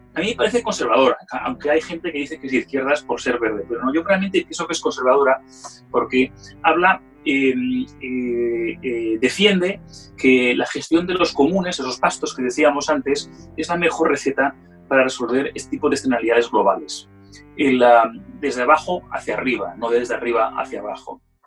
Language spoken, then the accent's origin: Spanish; Spain; now in London, United Kingdom; como español